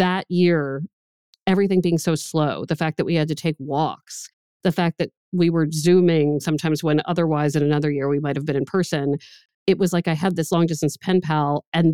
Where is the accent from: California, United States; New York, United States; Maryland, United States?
Maryland, United States; Maryland area, United States; now in Boston, United States; I'm from the Maryland area. So when I moved to Boston